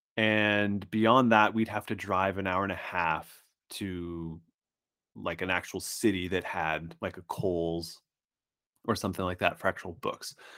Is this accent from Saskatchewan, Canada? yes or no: yes; Saskatchewan, Canada; I grew up in what's essentially a nine months out of the year, it's winter s, town. surrounded by indigenous reservations in Saskatchewan, Canada